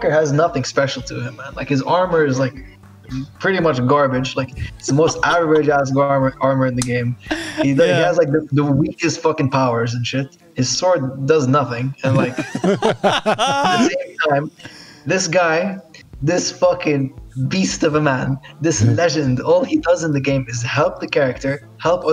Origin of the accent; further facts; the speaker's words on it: Jeddah, Makkah Province, Saudi Arabia; I was growing up in Saudi, which is where I'm from Jeddah